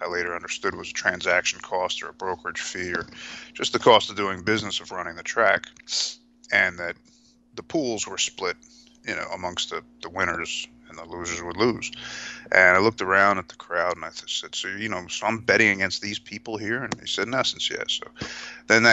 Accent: New Jersey, United States; Originally, it was growing up in New Jersey

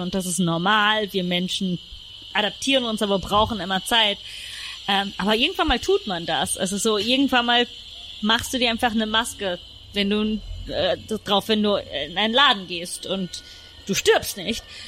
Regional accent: Rome, Lazio, Italy; moved away; ich bin zum Beispiel in Rom aufgewachsen

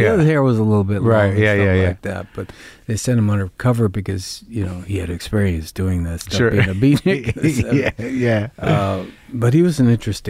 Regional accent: Montana, United States; also born or lived in Yellowstone / Cuyahoga Valley; Montana was basically my first memories. I grew up in Glacier National Park, which is 20 miles off the res.

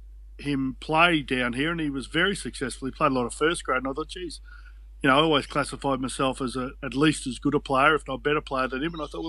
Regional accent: Brisbane, Queensland, Australia; moved away as an adult; also born or lived in Penrith; now in Cronulla, Australia; being a young bloke growing up in Brisbane

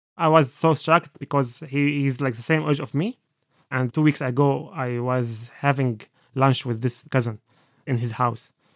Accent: Aleppo, Aleppo Governorate, Syria; English is a second language; moved away as an adult; now in Dublin, Ireland; I am from Aleppo, Syria

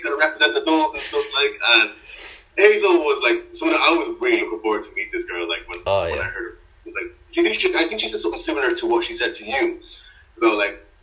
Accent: Swords, Leinster, Ireland; I'm from Swords

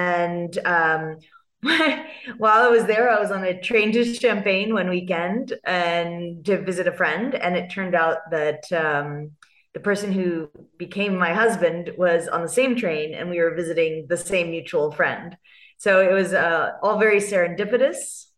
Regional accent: California, United States; accent: California; moved away as an adult; now in South Africa; I have this California accent. So I grew up in California.

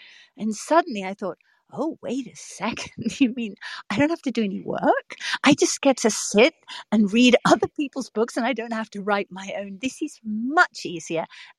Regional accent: England, United Kingdom; also born or lived in Africa; now in New York City, United States; I was raised in England and Africa.

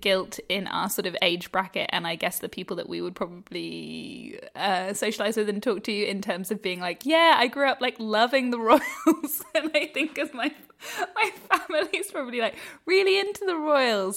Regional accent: United Kingdom; now in Australia; as a British

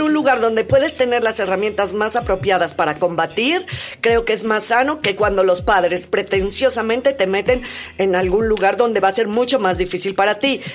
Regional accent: Mexico; nos hace como cultura, como mexicanos

